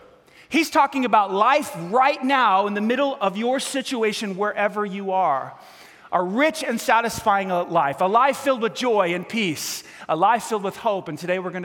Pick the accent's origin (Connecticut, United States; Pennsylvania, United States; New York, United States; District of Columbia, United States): New York, United States; New York City; moved away; I grew up in New York City.